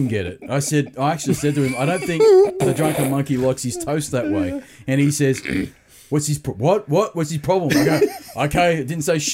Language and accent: English; Australia; I'm from Australia